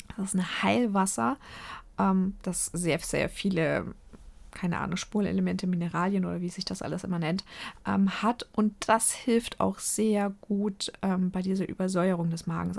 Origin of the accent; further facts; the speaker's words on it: Nuremberg, Bavaria, Germany; ich komme aus der Lebkuchenhochburg